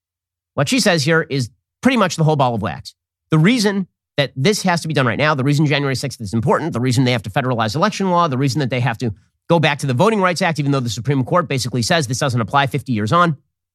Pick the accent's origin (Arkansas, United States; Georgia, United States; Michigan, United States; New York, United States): Georgia, United States; Politicians in my home state of Georgia, as well as in others, such as Texas and Florida